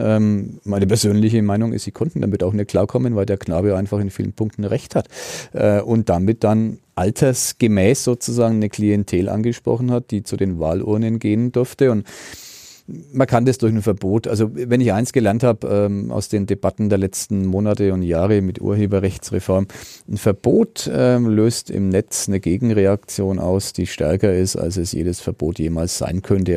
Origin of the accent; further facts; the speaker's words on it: Germany; als Deutscher